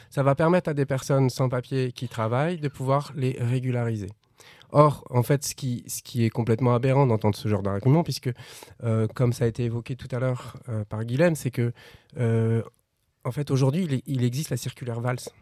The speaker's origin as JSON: {"language": "French", "country": "France", "said": "On vient de la France"}